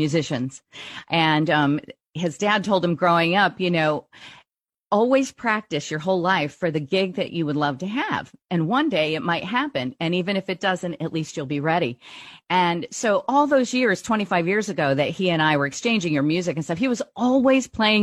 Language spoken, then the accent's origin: English; Brazil; moved away; I grew up in Brazil most of my childhood.